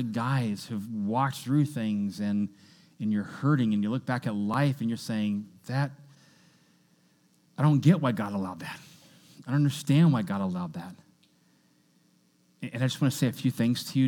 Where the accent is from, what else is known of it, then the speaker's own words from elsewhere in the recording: Kentucky, United States; I was born in Kentucky.